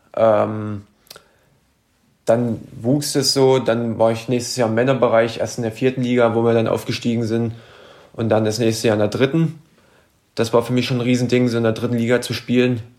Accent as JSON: {"language": "German", "town": "Merseburg", "region": "Saxony-Anhalt", "country": "Germany", "tie": "born or raised there", "said": "Ich bin in sachsen-anhaltinischen Merseburg geboren."}